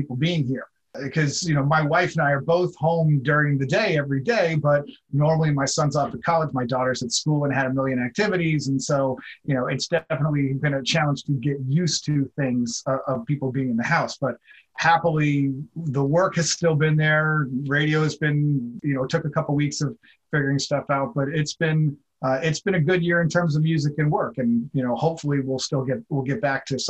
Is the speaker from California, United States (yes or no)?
yes; Mill Valley, California, United States; moved away as an adult; also born or lived in New York City area (born) / Boston; I grew up outside of San Francisco in a town called Mill Valley, California